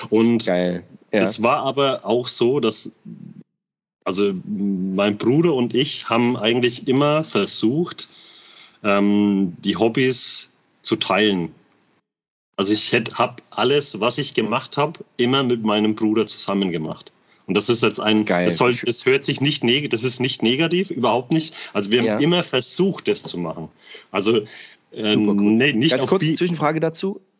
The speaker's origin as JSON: {"language": "German", "town": "Bamberg", "region": "Bavaria", "country": "Germany", "tie": "born or raised there", "said": "und vor allem, das, wir sind halt damit aufgewachsen. Bei uns in Bamberg waren die."}